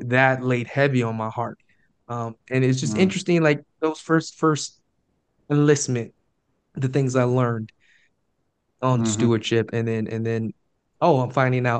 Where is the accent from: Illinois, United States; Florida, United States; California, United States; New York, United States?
Florida, United States; Jacksonville; I grew up in Jacksonville, Florida, inner city.